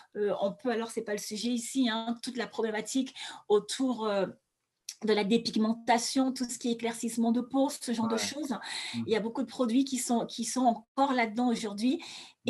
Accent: Douala, Littoral, Cameroon; moved away; also born or lived in Yaoundé; Moi, je suis née à Douala. Je suis née, j'ai grandi à Douala

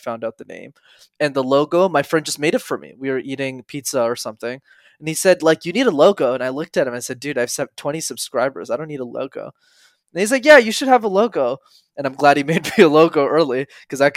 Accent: Montreal, Quebec, Canada; I grew up in Montreal

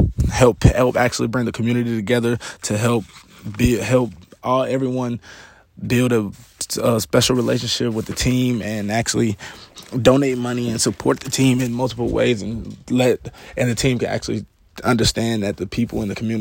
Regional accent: Atlanta, Georgia, United States; also born or lived in Waleska, Georgia; I'm actually from Atlanta

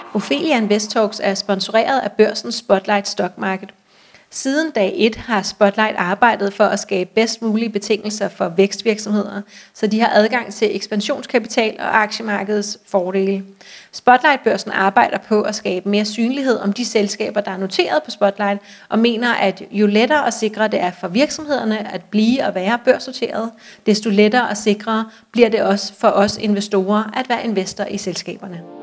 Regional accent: Copenhagen, Capital Region of Denmark, Denmark; jeg er fra København, øh, og jeg har cyklet meget i København hele mit liv

